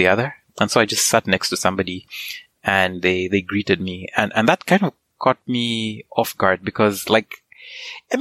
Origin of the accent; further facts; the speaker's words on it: Kitwe, Copperbelt Province, Zambia; first language Nyanja; English is a second language; moved away as an adult; also born or lived in Saskatchewan, Canada; now in Canada; I grew up in Kitwe, which is the second largest city there.